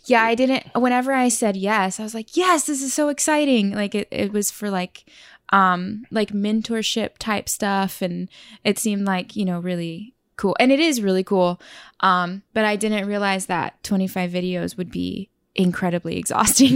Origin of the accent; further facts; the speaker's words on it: Oklahoma, United States; moved away as an adult; also born or lived in California / Tulsa; now in New York, United States; I was born in California, but I was raised in Oklahoma.